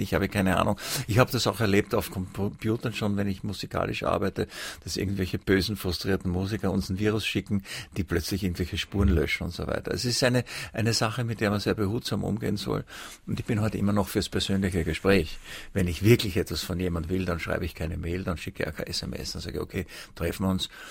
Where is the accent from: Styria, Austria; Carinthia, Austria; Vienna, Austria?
Vienna, Austria; aber ich habe meiner Heimatstadt Wien eigentlich alles zu verdanken